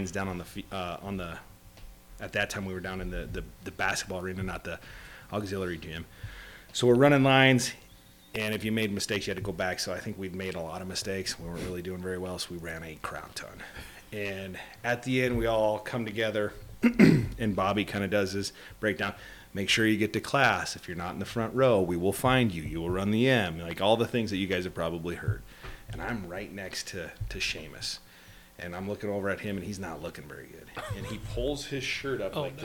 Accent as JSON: {"language": "English", "town": "Omaha", "region": "Nebraska", "country": "United States", "moved": "yes", "said": "I was from Omaha, Nebraska"}